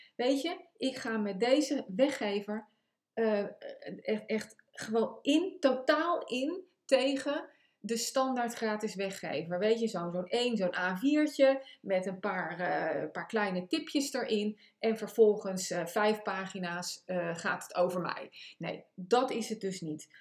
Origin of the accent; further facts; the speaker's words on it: The Hague, South Holland, Netherlands; Ik kom uit Den Haag, dat kan je ook aan mijn, eh, eh, mijn accent horen of mijn taalgebruik.